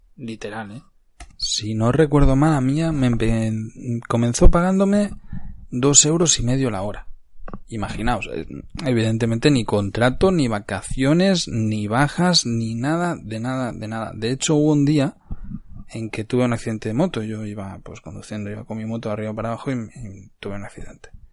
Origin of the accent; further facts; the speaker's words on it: Cardedeu, Catalonia, Spain; moved away; also born or lived in Barcelona; Yo soy nacido en Barcelona, pero he crecido mi vida en Cardedeu, que estaba ubicado a treinta y pocos kilómetros de Barcelona.